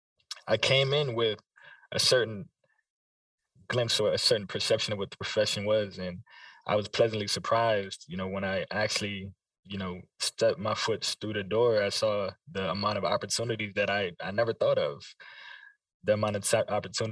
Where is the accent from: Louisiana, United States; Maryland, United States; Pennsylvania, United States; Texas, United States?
Maryland, United States; Largo; I grew up in Largo, Maryland, the DC metropolitan area